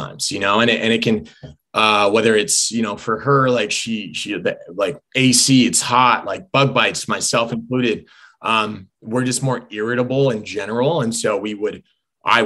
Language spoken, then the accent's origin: English; Southern California, United States; I grew up in Southern California